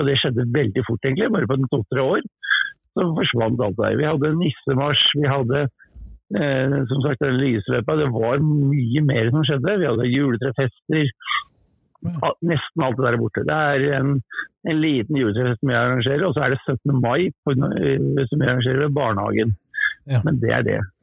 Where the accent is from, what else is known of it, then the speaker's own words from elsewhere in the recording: Oslo, Norway; moved away; Jeg er født, født i Oslo